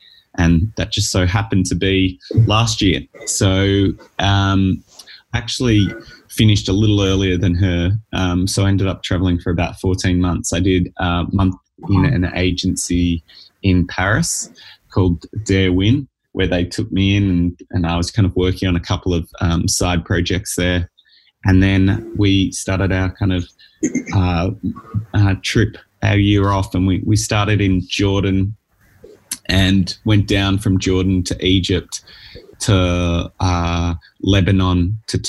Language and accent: English; Australia; accent: Australian; moved away as an adult; also born or lived in New York, United States; now in Los Angeles, United States; So from the accent, you can probably tell I'm Australian. Started my career out in Australia